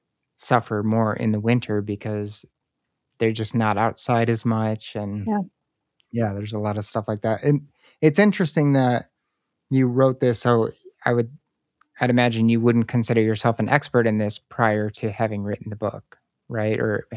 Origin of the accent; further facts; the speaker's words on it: Chicago Heights, Illinois, United States; now in Salt Lake City, United States; I was born in Chicago Heights, and Chicago winters are brutal. I'm in Salt Lake, Utah